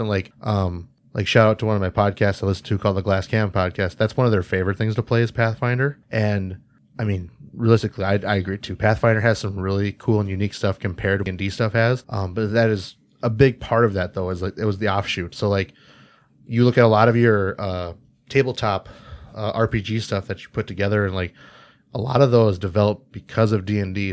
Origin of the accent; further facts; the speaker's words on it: Jamestown, North Dakota, United States; I grew up in North Dakota